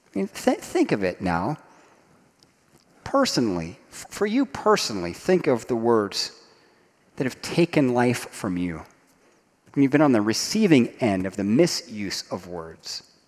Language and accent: English; Dayton, Ohio, United States; I grew up in Dayton, Ohio, in the shadow of Wright Patterson Air Force Base.